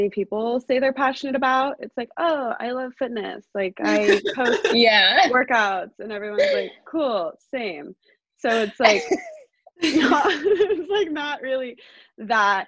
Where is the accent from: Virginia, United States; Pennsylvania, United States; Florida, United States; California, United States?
California, United States; San Ramon; now in Walnut Creek, United States; I grew up in San Ramon, California